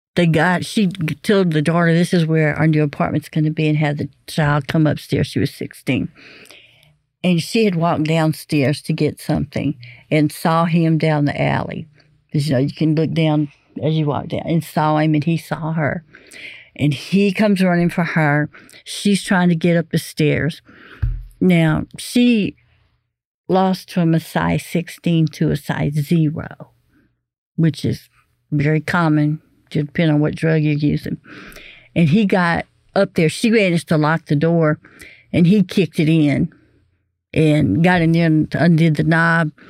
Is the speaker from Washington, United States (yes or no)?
no; Beaumont, Texas, United States; I grew up in the Beaumont area